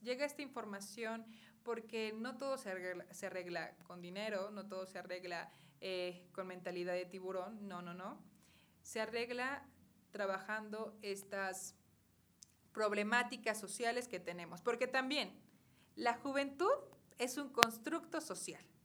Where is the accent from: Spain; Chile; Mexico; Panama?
Mexico; Cuautitlán, State of Mexico; nuestro municipio de Cuautitlán, ¿no? Yo soy nativa de aquí